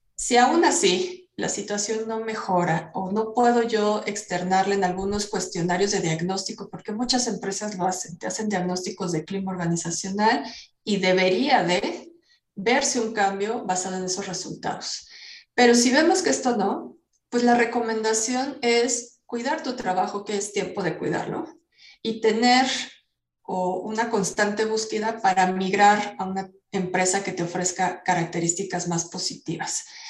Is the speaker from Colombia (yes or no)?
no; Mexico; como buenos mexicanos